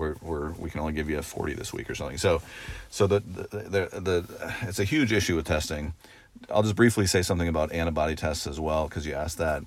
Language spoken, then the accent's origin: English; Oregon, United States; moved away as an adult; I grew up in Oregon, uh, and, um, went away to college on the East Coast